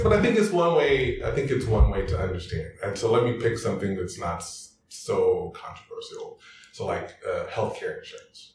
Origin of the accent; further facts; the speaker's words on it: Arlington, Texas, United States; accent: Texas; moved away as an adult; now in Germany; I grew up in Arlington, Texas